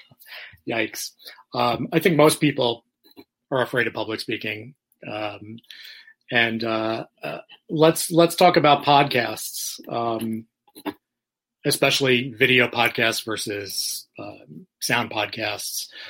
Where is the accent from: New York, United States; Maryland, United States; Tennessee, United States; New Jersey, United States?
New York, United States; New York City; now in Florida, United States; I'm originally from New York